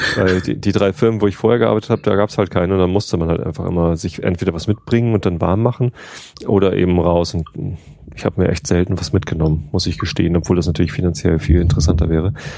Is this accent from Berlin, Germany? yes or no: yes; Berlin, Germany; als Berliner